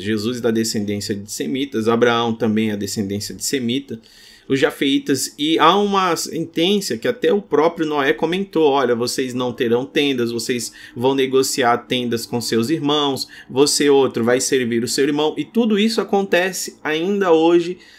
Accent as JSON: {"language": "Portuguese", "country": "Brazil", "said": "a gente é brasileiro"}